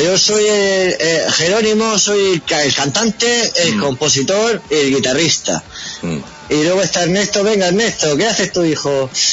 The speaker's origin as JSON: {"language": "Spanish", "region": "Region of Murcia", "country": "Spain", "said": "murcianos somos un poco redneck"}